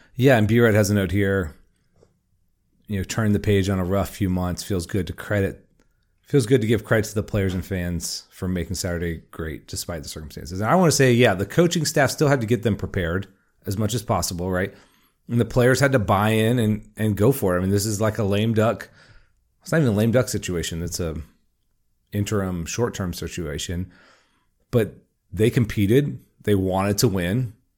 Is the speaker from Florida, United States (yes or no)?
yes; Jacksonville, Florida, United States; I'm from Jacksonville